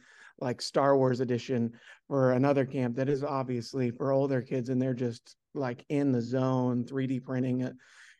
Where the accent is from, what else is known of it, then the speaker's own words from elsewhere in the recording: West Coast, United States; now in Oklahoma, United States; I'm from the West Coast. So some of my best memories are from the West and just growing up in that kind of scenario.